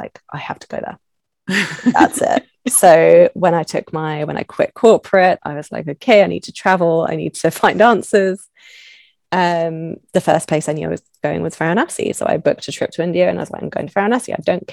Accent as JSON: {"language": "English", "region": "London", "country": "United Kingdom", "moved": "yes", "said": "I'm from London originally, I'm from the UK."}